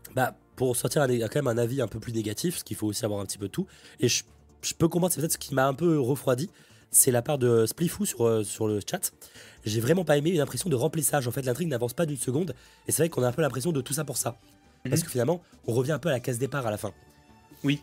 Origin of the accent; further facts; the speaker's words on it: France; en tant que Français